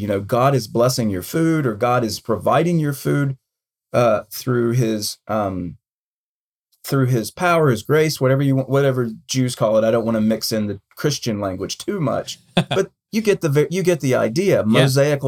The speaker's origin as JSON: {"language": "English", "country": "United States", "said": "I'm an American and that's my culture"}